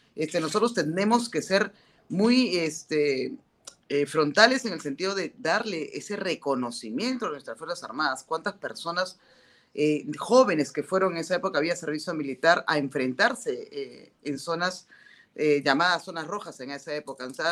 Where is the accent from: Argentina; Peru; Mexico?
Peru; ese respeto que nos tenemos como peruanos